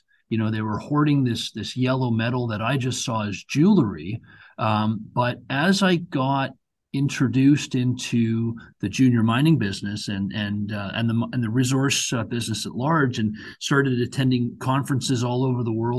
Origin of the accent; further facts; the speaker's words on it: Canada; my parents came over from India, when they were in their 20s. I was born and raised in Canada